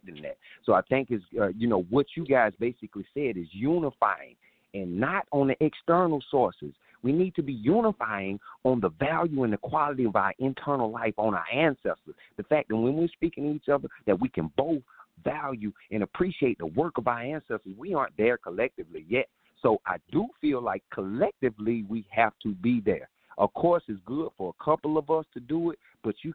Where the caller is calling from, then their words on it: South Carolina, United States; I'm calling from South Carolina